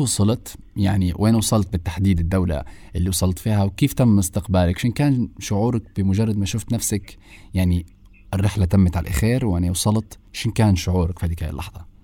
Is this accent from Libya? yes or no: yes; Libya; إحنا الليبيين